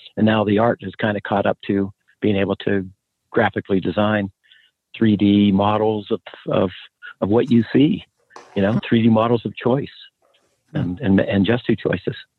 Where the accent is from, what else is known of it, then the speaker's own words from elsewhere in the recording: Pennsylvania, United States; moved away as an adult; I'm from a small coal mining town in Steeltown in Pennsylvania, and uh, Western Pennsylvania, outside a couple hours from Pittsburgh